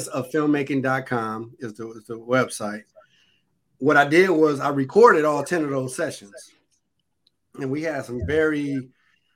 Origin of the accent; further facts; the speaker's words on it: Detroit, Michigan, United States; I am from Grand River in Schoolcraft